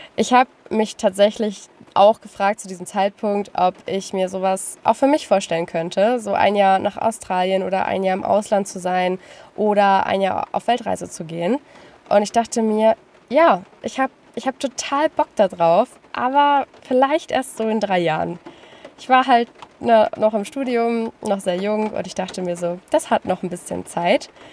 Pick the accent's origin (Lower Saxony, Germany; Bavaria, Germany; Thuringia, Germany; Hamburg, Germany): Lower Saxony, Germany; Lüneburg Heath; ich komme aus dem Norden Deutschlands, noch genauer gesagt aus der Lüneburger Heide. Es ist wirklich sehr, sehr schön dort und ich bin dort geboren und aufgewachsen